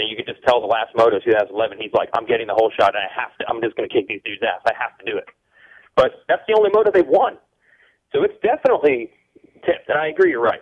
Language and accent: English; United States; I'm from the United States